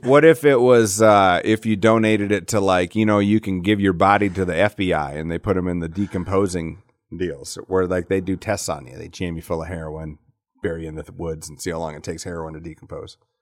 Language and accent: English; Alcester, South Dakota, United States; moved away; I grew up in Al, Ita, Alcester